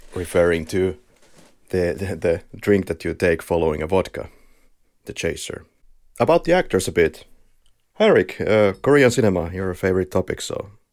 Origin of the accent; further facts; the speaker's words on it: Finland; accent: Finnish; we are both from Finland, so I believe you will be in agony of the Finnish rally accent